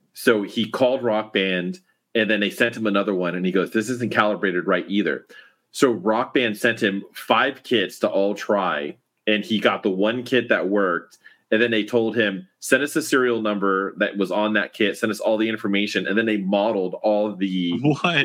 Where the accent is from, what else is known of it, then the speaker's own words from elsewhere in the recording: Miami, Florida, United States; moved away; I was originally from Miami